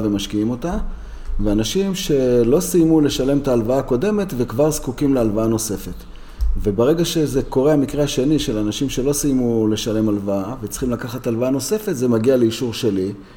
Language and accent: Hebrew; Jerusalem, Jerusalem District, Israel; אני גדלתי בירושלים, בשוק מחנה יהודה, והסתובבתי מלא בעיר העתיקה